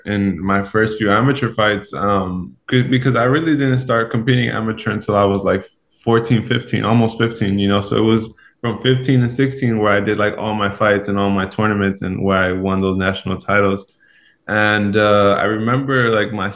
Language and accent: English; Los Angeles, California, United States; moved away as an adult; now in Seattle, United States; I grew up in Los Angeles, California, and now I've moved to Seattle, Washington.